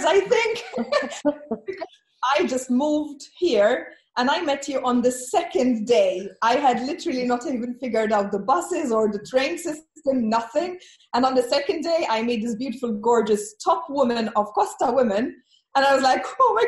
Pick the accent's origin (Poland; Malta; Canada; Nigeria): Malta; moved away as an adult; also born or lived in Ireland; now in Malaga, Spain; I am from the very tiny island of Malta, or Malta